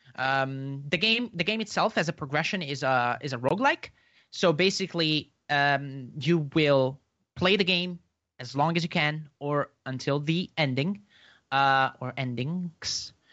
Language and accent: English; Italy; now my country's in, is in lockdown. I'm from Italy.